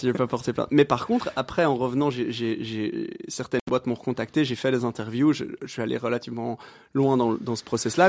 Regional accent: Brussels, Brussels-Capital Region, Belgium; j'habite euh, plus ou moins Bruxelles depuis plus ou moins toujours

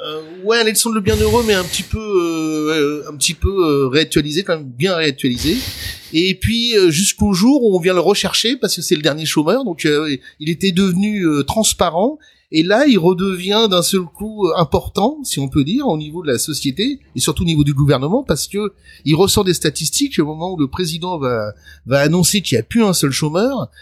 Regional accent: Le Pré-Saint-Gervais, Île-de-France, France; moved away; also born or lived in Paris; j'ai grandi euh, dans le 93, le 9-3 comme on dit maintenant euh, au Pré Saint-Gervais plus précisément

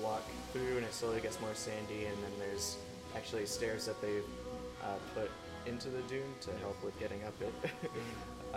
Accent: Maine, United States; I'm from Maine, which is uh, right at it's as far northeast as you can get in the United yeah. States

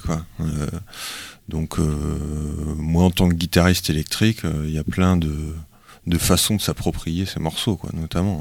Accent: Brittany, France; on était quasiment que des bretons

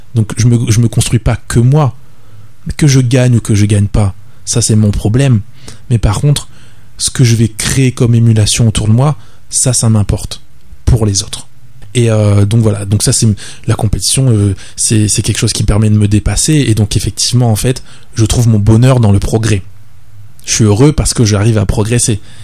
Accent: Le Tampon, Réunion; also born or lived in La Plaine-des-Cafres, Réunion; now in Saint-Denis, Réunion; j'habite à Saint-Denis maintenant. J'ai grandi au tampon. J'ai grandi au tampon.

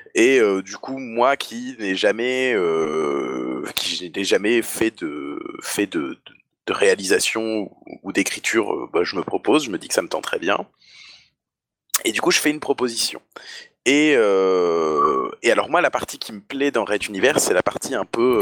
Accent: the North, northern France, France; je viens du Nord

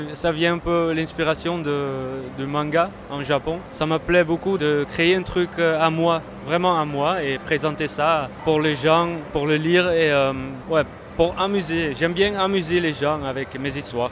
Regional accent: Netherlands; je viens de la Hollande

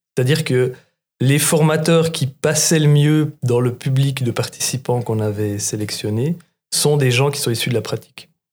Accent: Reconvilier, Bern, Switzerland; j'ai grandi dans le Jura bernois dans un village que Couleur 3 a rendu célèbre qui s'appelle Reconvilliers

